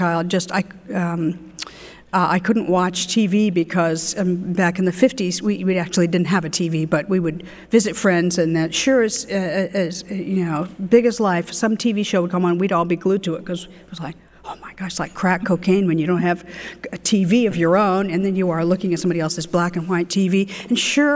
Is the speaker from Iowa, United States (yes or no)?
yes; Ames, Iowa, United States; I'm from Ames, Iowa